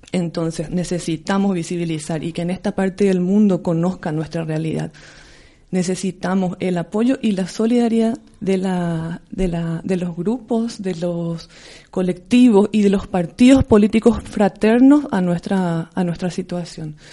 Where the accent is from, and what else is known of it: Paraguay; now in Spain